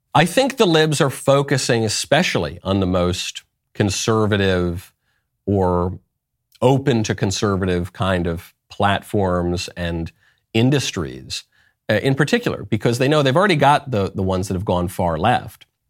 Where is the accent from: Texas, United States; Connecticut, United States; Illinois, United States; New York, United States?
New York, United States; moved away as an adult; also born or lived in Los Angeles; I'm from New York. I lived in L A for a long time.